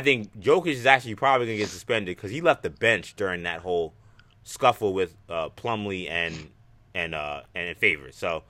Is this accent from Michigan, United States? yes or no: no; Nazareth, Pennsylvania, United States; in my hometown of Nazareth